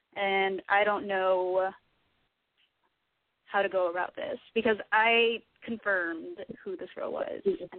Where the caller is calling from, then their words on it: San Francisco, California, United States; I'm 25, calling from San Francisco.